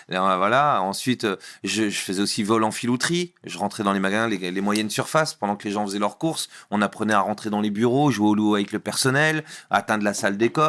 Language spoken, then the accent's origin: French; Normandy, France; Alors à la base, moi je viens, je viens de Normandie